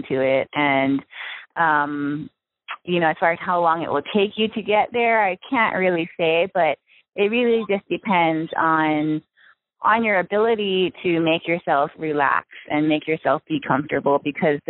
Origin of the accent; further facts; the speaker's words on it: Maui, Hawaii, United States; I was born and raised in Hawaii. I grew up on the island of Maui